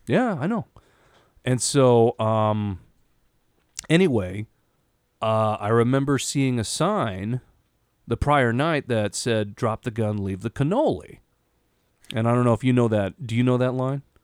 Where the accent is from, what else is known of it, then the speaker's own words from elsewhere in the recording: Yakima, Washington, United States; We're fucking Hicks from Yakima